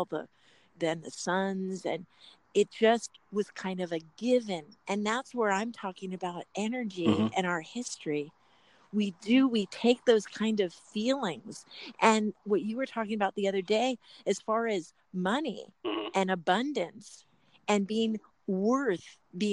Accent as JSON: {"language": "English", "town": "Los Angeles", "region": "California", "country": "United States", "said": "I come from Los Angeles"}